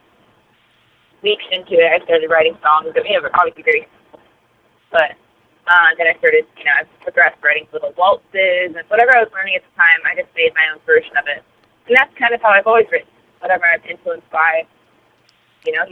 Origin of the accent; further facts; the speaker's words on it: Southern California, United States; moved away; also born or lived in Northwest; I grew up in Southern California